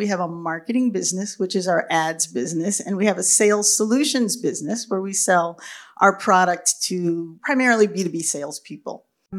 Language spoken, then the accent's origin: English; Youngstown, Ohio, United States; And my hometown is Youngstown, Ohio.